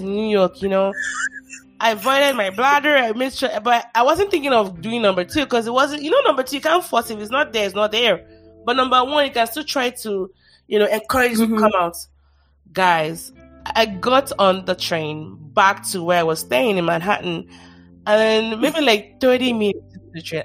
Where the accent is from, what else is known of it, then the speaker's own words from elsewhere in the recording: Nigeria; I'm Nigerian, I should be careful how I say this. Especially Yoruba